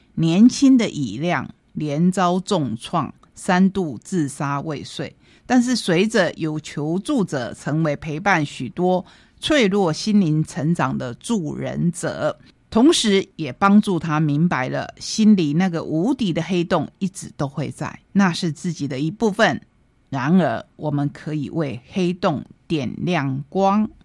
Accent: Taitung, Taitung County, Taiwan; 我是台东人

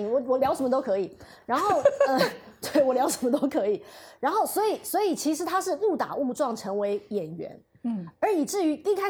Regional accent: Taiwan; 我跟我妹妹，我跟我妹妹住台湾。

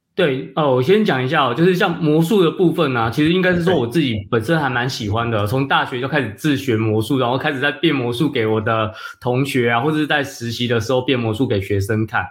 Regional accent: Penghu County, Taiwan; 住在澎湖嘛，那澎湖其实对。就是我的家乡

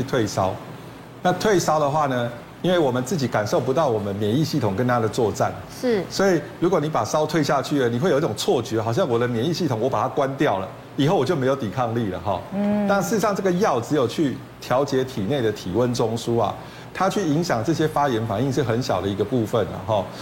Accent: Taiwan; 草酸钙就是我们台湾人结石第一名最多的一种啊

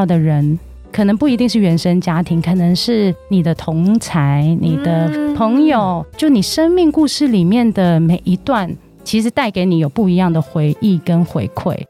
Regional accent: Guangdong, China; 可能冬天我们广东人很爱煲汤嘛，所以我的餐桌上几乎都有煲汤，然后小朋友也很喜欢。

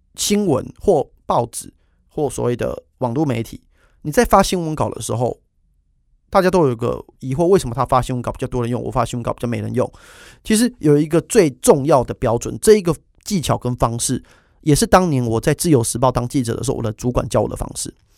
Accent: Taiwan; 身为一个台湾人

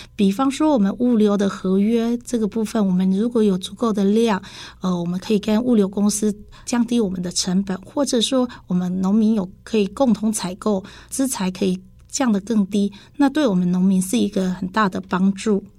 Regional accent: Dongshi, Taichung, Taiwan; 我是来自东市的

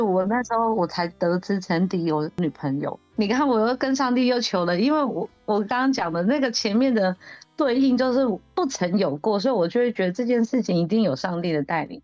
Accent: Taitung County, Taiwan; 我也是来自台东的，然后我是台湾卢凯族

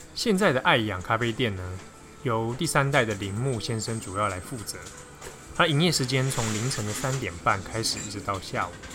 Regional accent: Taiwan; 我们是从台湾来的

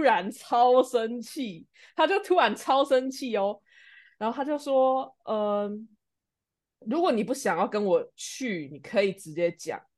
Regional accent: Taiwan; 他发现说我是台湾人

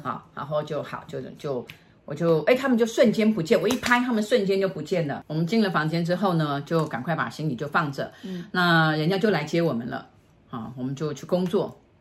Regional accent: Taiwan; 我台湾人，我台湾来的

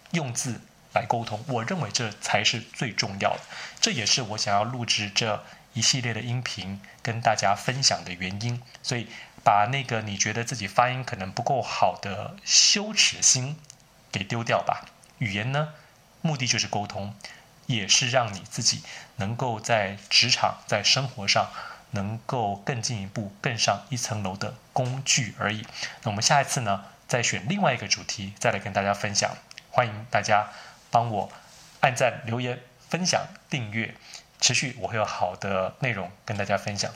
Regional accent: Taiwan; accent: Taiwanese; moved away as an adult; also born or lived in United States; 我，呃，是从台湾来的，从小不是在美国念书的

